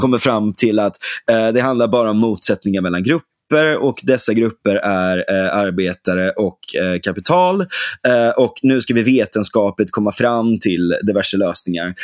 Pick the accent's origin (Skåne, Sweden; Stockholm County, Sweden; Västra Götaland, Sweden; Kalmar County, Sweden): Västra Götaland, Sweden; Gothenburg; now in Huddinge, Sweden; Jag är, jag är född på Salgrenska